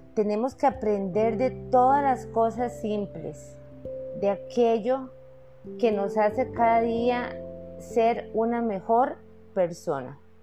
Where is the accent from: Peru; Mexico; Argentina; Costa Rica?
Costa Rica; yo soy costarricense